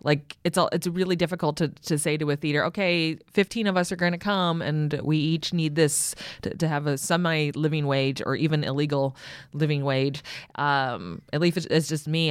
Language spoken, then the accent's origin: English; San Francisco, California, United States; moved away as an adult; now in Los Angeles, United States; I grew up in San Francisco and I live in L